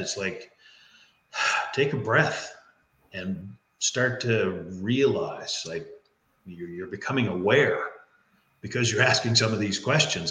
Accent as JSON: {"language": "English", "region": "Newfoundland and Labrador", "country": "Canada", "said": "I'm from Newfoundland. So in Newfoundland, we say it's all in the way you hold your mouth"}